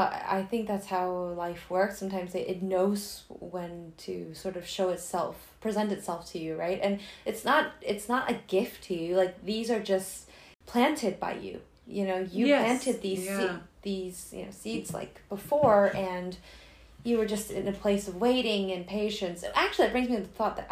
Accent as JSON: {"language": "English", "country": "United States", "said": "being Chinese American or Asian Americans"}